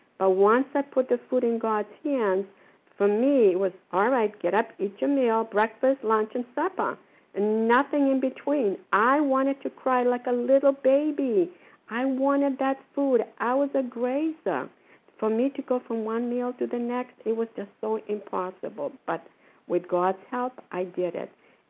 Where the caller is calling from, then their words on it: Port Charlotte, Florida, United States; I'm calling from Port Charlotte, Florida. I forget where I am. We have here for the winter.